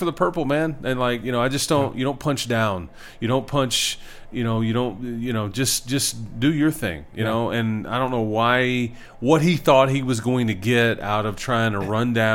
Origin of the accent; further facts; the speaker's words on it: Fort Worth, Texas, United States; now in Lubbock, United States; I love Fort Worth, and I was born and raised there